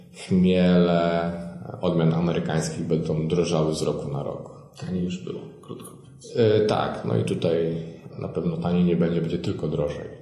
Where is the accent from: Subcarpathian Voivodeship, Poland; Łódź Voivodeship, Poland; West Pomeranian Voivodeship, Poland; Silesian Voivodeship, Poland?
West Pomeranian Voivodeship, Poland; Pochodzę z miejscowości w województwie zachodniopomorskim